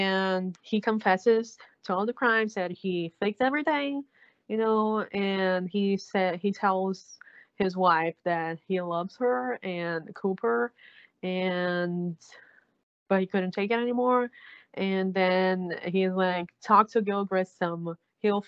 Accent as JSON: {"language": "English", "country": "Brazil", "said": "I'm from South America, but my country speaks Portuguese. We don't speak Spanish here."}